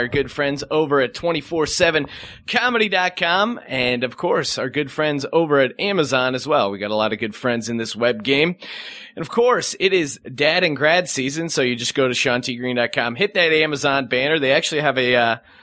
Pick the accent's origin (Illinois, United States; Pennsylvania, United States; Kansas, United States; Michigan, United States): Pennsylvania, United States; moved away; I grew up in Pennsylvania.